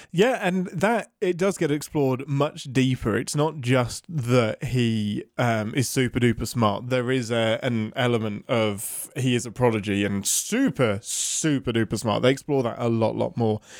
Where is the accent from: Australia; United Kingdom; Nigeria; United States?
United Kingdom; England; being English.